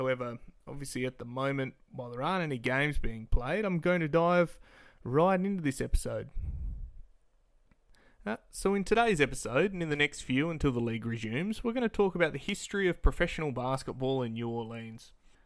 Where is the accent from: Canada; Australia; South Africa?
Australia; Perth, Western Australia; I am from Perth, Western Australia